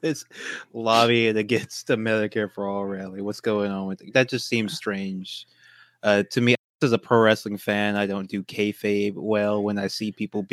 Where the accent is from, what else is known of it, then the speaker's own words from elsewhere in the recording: Louisiana, United States; I'm from Louisiana